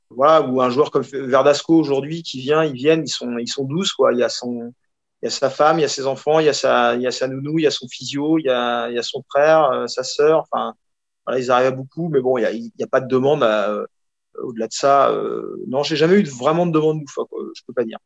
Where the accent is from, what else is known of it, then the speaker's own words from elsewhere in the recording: Rennes, Brittany, France; also born or lived in United States; je suis rennais, notamment à Rennes.